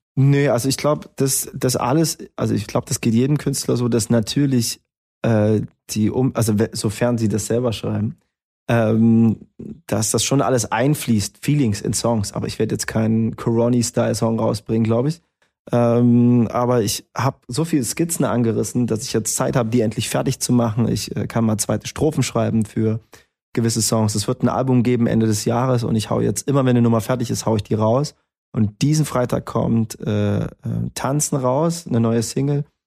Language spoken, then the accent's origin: German; Erfurt, Thuringia, Germany